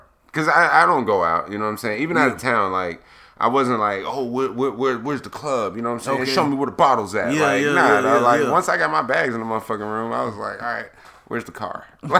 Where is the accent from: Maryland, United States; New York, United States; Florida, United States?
Florida, United States; I have my pistol with me. I'm from Florida, dog.